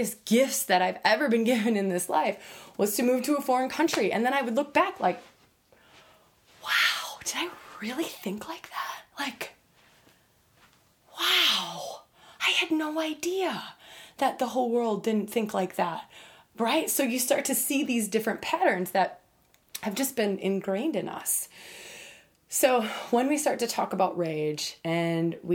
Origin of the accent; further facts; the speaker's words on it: United States; having grown up as an American girl